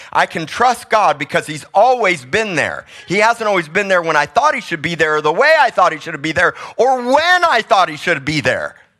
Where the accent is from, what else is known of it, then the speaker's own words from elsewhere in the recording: South Miami, Florida, United States; moved away; I grew up in South Miami, I'm tropical